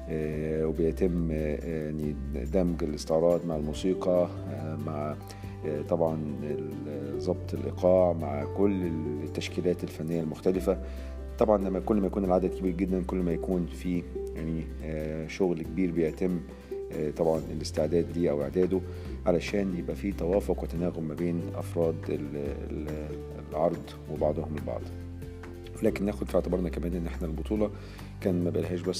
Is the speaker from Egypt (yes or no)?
yes; Egypt; لو انا بتكلم بما اني مصري بتكلم ان انا مهتم طبعا ان الفريق المصري او المنتخب المصري يفوز بالبطوله